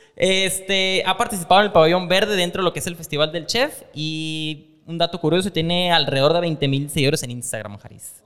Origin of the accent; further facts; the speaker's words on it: Culiacán, Sinaloa, Mexico; Yo soy de Culiacán